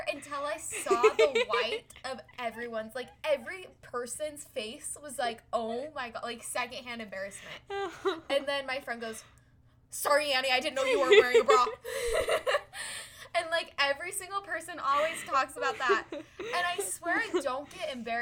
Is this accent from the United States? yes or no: yes; Utah, United States; we grew up in Utah